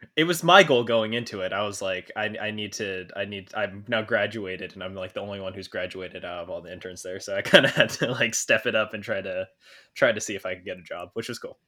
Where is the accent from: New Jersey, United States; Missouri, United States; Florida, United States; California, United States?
California, United States; moved away as an adult; also born or lived in New York; I came from California